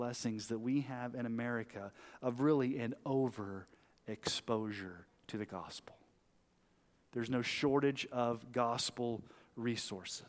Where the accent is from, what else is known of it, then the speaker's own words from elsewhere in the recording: United States; the privileges we have as American Christians